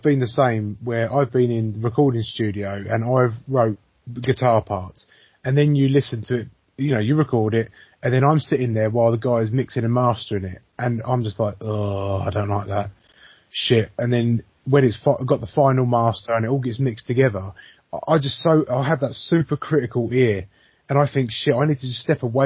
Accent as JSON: {"language": "English", "region": "England", "country": "United Kingdom", "said": "we're silly English people"}